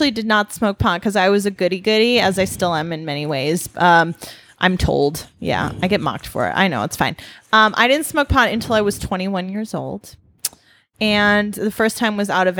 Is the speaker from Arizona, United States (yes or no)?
no; Wisconsin, United States; I'm from Wisconsin